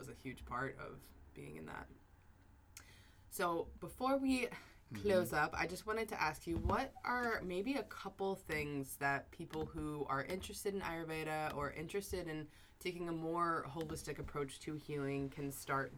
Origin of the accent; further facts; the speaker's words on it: New York, United States; I'm from New York